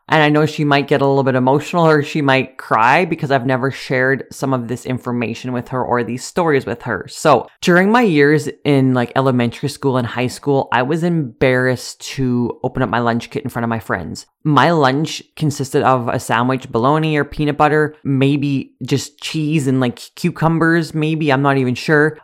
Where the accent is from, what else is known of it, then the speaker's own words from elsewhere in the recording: Sedley, Saskatchewan, Canada; I grew up in Sedley, a small village